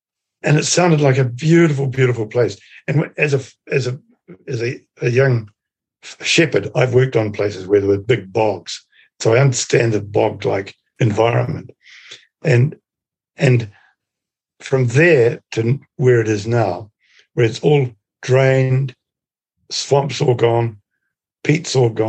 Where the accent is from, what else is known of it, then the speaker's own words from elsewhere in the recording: Rangitikei, Manawatū-Whanganui, New Zealand; I come from the Rangitiki.